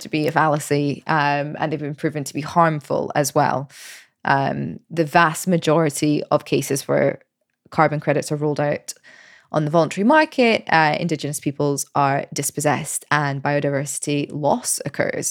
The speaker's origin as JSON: {"language": "English", "region": "Scotland", "country": "United Kingdom", "also_born_or_lived": "United States", "moved": "as an adult", "lives_now": "Paris, France", "said": "I left Scotland when I was twenty-one"}